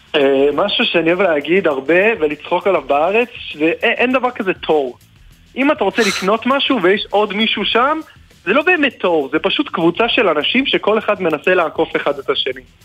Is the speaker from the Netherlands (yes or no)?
no; Singapore; Hebrew is a second language; moved away as an adult; now in Israel; אפילו שנולדתי שם וכל החיים שלי הייתי שם